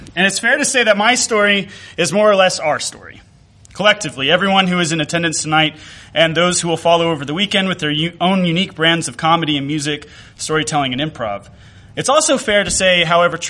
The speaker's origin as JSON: {"language": "English", "region": "Mississippi", "country": "United States", "tie": "born or raised there", "said": "growing up in Mississippi"}